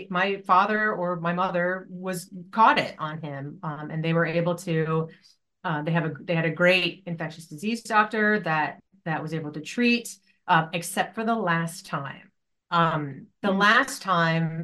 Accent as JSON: {"language": "English", "town": "Poughkeepsie", "region": "New York", "country": "United States", "tie": "born or raised there", "said": "I grew up in upstate New York. I'm from Poughkeepsie"}